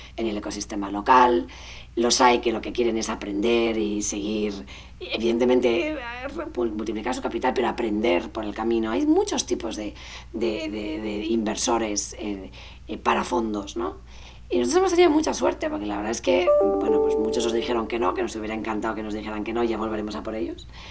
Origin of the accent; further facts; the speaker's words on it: Spain; los españoles nos hace falta